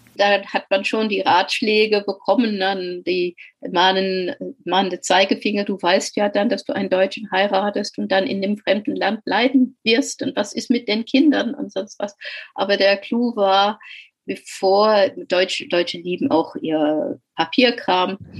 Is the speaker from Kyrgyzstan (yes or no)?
no; England, United Kingdom; German is a second language; moved away as an adult; also born or lived in Kuwait / Salford; now in Frankfurt, Germany; geboren bin ich in Kuwait, da meine Eltern äh, dort und mein Vater dort berufstätig war und kam mit acht Jahren nach England